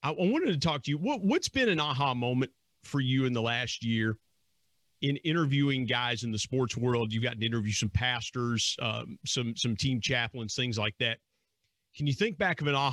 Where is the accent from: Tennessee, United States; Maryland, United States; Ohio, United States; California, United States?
Ohio, United States; Burlington; The area that I grew up in Southeast Ohio